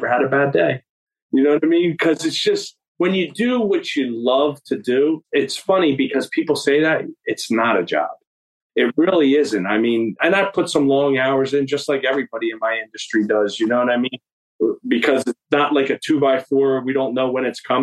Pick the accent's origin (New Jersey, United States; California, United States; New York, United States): New Jersey, United States; Vineland; I'm from the Vineland area.